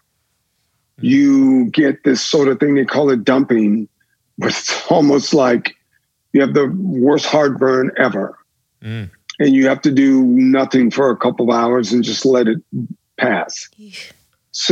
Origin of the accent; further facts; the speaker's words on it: the South, United States; Growing up in the South